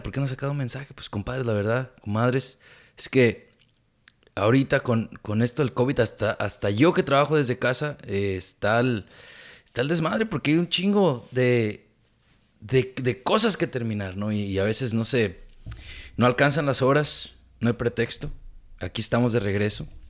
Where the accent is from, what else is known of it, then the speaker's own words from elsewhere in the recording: Mexico; now in California, United States; Nosotros como inmigrantes, como latinos, como mexicanos.